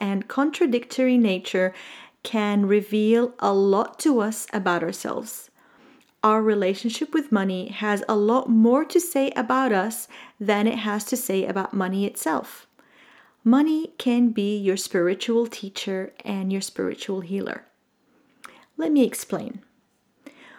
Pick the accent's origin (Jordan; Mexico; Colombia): Jordan; I grew up in the Middle East in a tiny little country called Jordan.